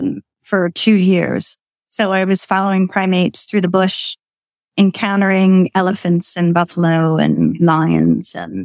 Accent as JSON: {"language": "English", "town": "Freehold", "region": "New Jersey", "country": "United States", "tie": "born or raised there", "also_born_or_lived": "Kenya", "moved": "as an adult", "lives_now": "Lancaster County, United States", "said": "No, I'm not from Lancaster. I actually grew up in Freehold, New Jersey, which is known as the hometown of … most famously."}